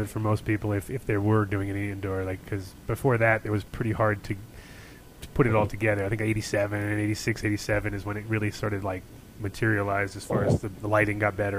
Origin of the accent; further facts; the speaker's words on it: Jamestown, Rhode Island, United States; moved away as an adult; also born or lived in North Kingstown / Los Angeles / New York / Amsterdam; I grew up in Rhode Island actually. I grew up in Jamestown.